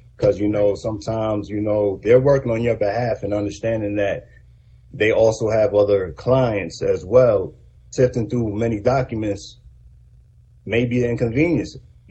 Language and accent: English; New York City, New York, United States; also born or lived in Georgia; now in Augusta, United States; I'm from New York City